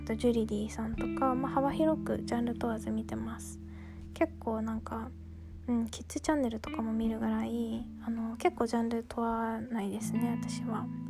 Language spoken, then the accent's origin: Japanese; Kanagawa, Japan; now in Gunma, Japan; 私はですね、神奈川県に生まれて、今は群馬県に住んでいる